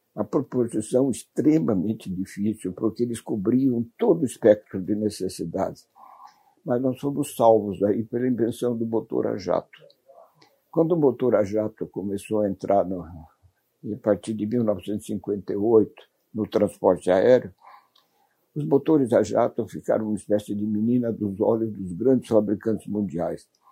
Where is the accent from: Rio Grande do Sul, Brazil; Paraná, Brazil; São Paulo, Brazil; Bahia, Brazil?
São Paulo, Brazil; Bauru; a minha terra natal, Bauru, o único emprego disponível que nós podíamos identificar nos nossos 13, 14 anos era ser ferroviário.